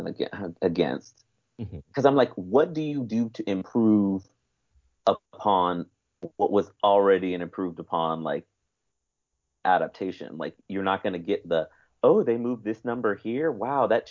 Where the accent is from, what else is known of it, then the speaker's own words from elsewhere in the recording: Bay Area, California, United States; I grew up in the Bay Area during that time